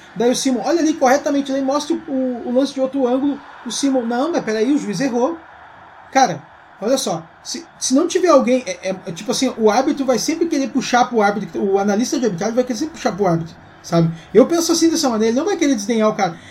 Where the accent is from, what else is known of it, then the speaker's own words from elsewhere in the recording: Bela Vista neighbourhood, Rio Grande do Sul, Brazil; da Bela Vista, lá onde eu na, onde eu me criei